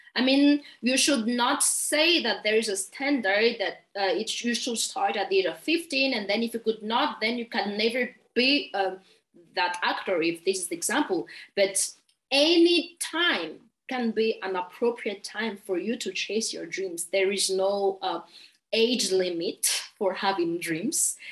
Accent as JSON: {"language": "English", "country": "Madagascar", "second_language": "English", "said": "I'm from Madagascar"}